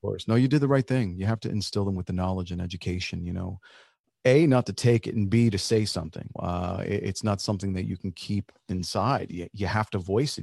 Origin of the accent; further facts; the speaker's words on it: New Jersey, United States; first language Spanish; English is a second language; also born or lived in Nashville; I was born here. I'm like a full-blooded Kraft cheese American